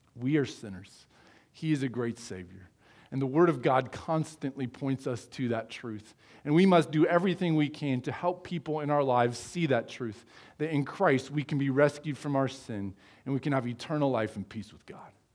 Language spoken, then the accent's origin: English; United States; I was born in the United States